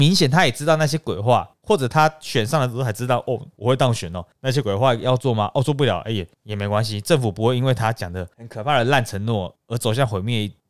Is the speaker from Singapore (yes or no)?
no; Taiwan; 没有人，为什么我们台湾人都这样？啊，我们要开战的，要快点逃。